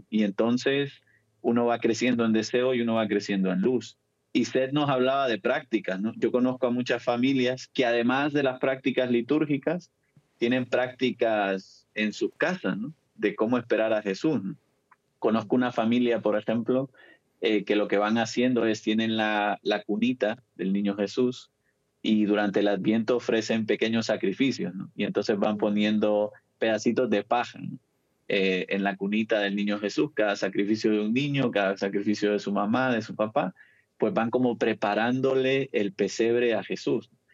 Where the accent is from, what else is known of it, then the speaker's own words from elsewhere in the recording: El Salvador; yo soy salvadoreño